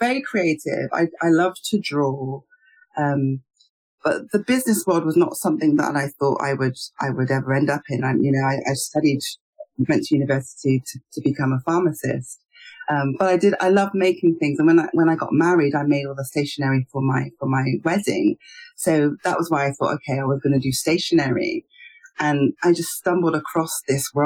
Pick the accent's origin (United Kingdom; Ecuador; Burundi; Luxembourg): United Kingdom; as a Nigerian, a British-born Nigerian